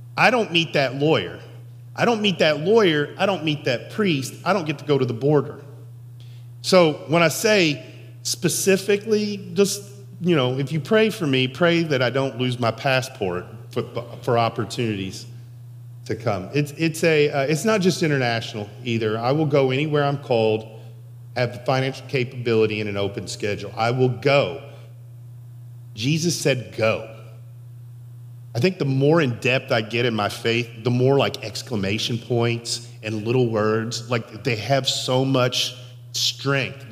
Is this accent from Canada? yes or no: no; Sellersburg, Indiana, United States; also born or lived in Henryville, Indiana; Little boy from Henryville grows up in Sellersburg